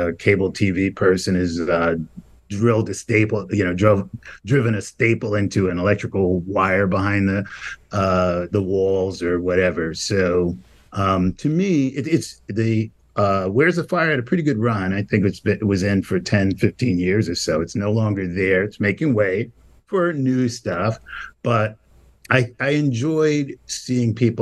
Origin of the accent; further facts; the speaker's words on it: New York City, New York, United States; I grew up in Brownsville, Brooklyn